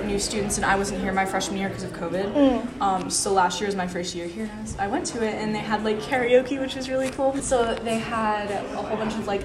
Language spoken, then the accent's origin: English; Mechanicsburg, Pennsylvania, United States; also born or lived in York, Pennsylvania; I'm from Mechanicsburg, which is like in the same area. I went to Mechanicsburg Area Senior High